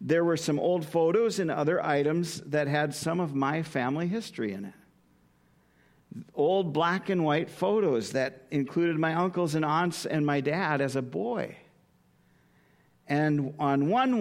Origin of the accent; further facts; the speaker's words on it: Minot, North Dakota, United States; my hometown of Minot, North Dakota